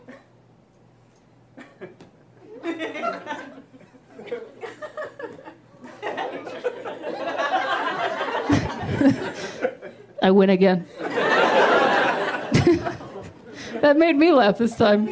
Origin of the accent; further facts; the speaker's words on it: Ohio, United States; now in Los Angeles, United States; I'm from Ohio originally